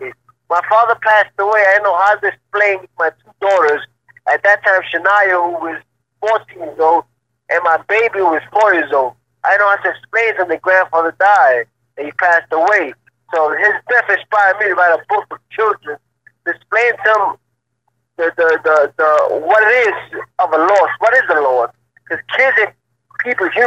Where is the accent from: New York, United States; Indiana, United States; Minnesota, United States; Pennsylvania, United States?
New York, United States; New York City; growing up in Spanish Harlem